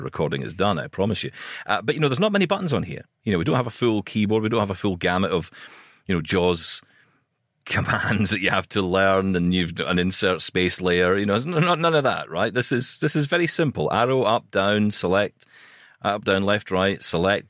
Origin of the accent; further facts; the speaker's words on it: Scotland, United Kingdom; I'm Scottish